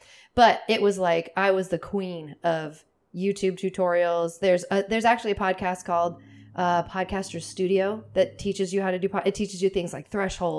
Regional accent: Seattle, Washington, United States; I'm from Seattle.

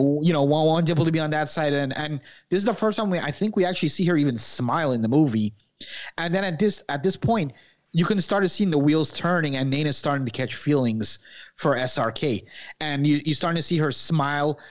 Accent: Guyana; I'm Guyanese, but we have Indian, like, ancestry

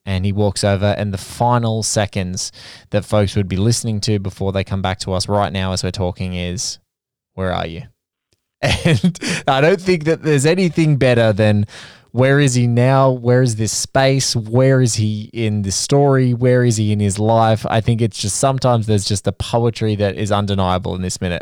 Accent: Sydney, New South Wales, Australia; Western Sydney. You know, around where I worked. You know, my first jobs out of high school

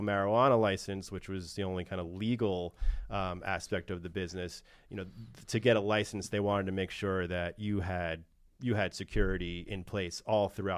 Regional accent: New York, United States; also born or lived in Washington, D.C.; I'm from New York

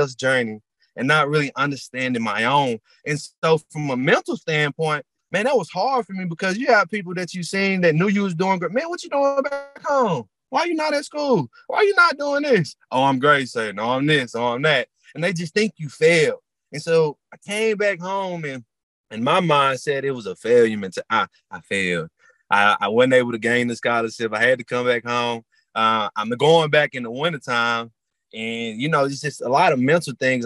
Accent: Dallas, Texas, United States; growing up in Dallas

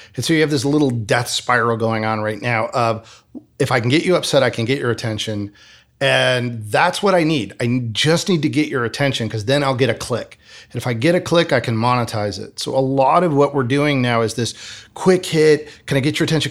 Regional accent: Michigan, United States; moved away as an adult; also born or lived in Arizona; I grew up in the Midwest in Michigan

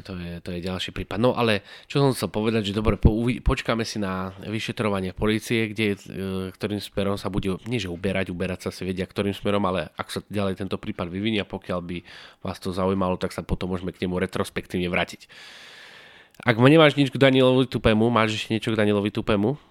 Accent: Martin, Žilina Region, Slovakia; keďže sme z Martina

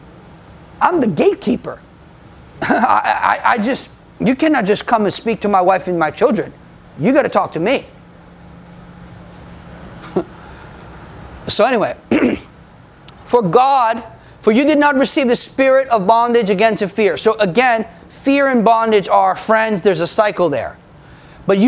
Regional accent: United States; I'm American

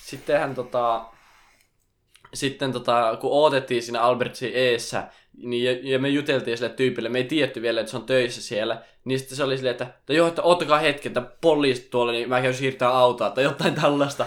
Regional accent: Finland; mä oon Suomesta

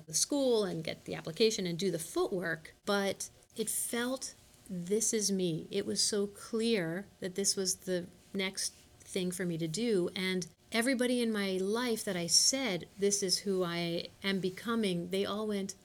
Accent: Ardsley, New York, United States; moved away as an adult; also born or lived in Nashville, Tennessee / Indiana; now in Chicago, United States; I'm originally from New York, from Ardsley, New York.

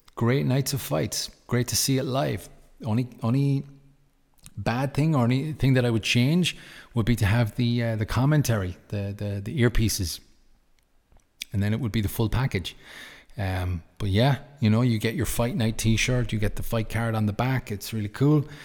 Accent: Ireland; I'm Irish.

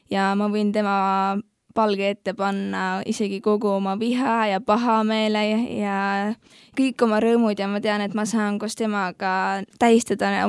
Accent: Rakvere, Lääne-Viru County, Estonia; tuleme mõlemad …ga Rakverest, terve elu seal elanud väga,. väga-väga armas koht ja väga tore koht

